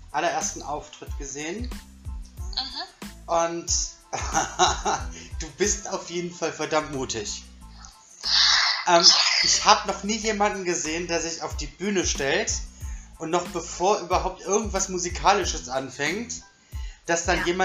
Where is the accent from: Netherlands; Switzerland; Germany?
Netherlands; born there; dass ich irgendwie jetzt aus Italien komme, weil ich bin in Holland geboren.